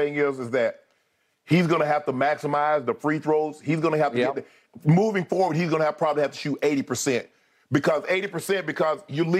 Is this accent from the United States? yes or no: yes; Georgia, United States; I am from Georgia.